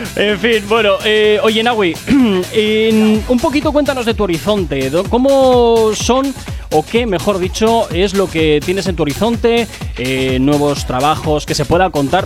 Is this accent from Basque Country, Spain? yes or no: yes; Basque Country, Spain; como buen vasco